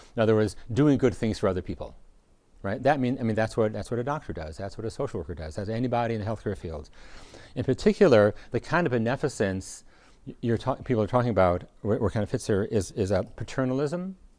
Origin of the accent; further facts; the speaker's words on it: United States; as, as American